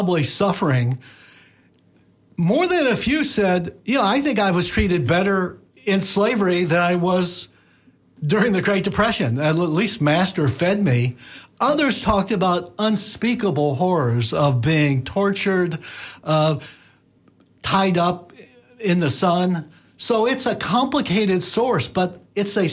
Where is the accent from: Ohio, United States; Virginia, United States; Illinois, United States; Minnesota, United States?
Illinois, United States; I'm from Illinois